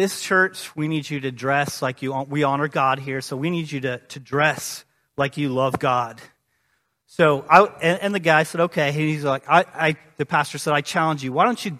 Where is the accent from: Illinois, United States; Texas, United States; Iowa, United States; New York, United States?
Illinois, United States; growing up in East Central Illinois in the 90s, watching Michael Jordan be the best